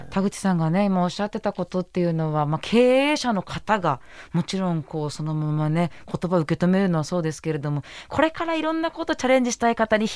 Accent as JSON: {"language": "Japanese", "region": "Hokkaido", "country": "Japan", "said": "北海道民として"}